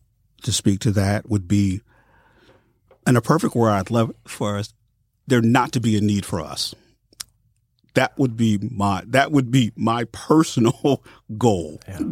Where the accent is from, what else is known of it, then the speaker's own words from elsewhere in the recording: Columbus, Ohio, United States; moved away as an adult; I'm from Columbus, Ohio.